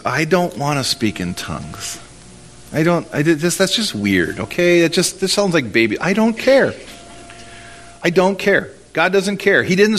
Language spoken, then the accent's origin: English; Minnesota, United States; Well, I don't. I'm from Minnesota. I don't cast out demons.